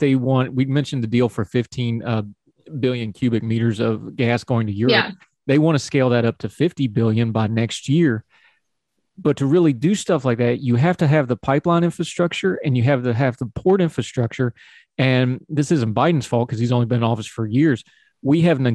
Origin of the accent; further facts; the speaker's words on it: West Virginia, United States; parts of West Virginia I don't want a pipeline through because, you know, I'm literally where I grew up. They got my hometown right now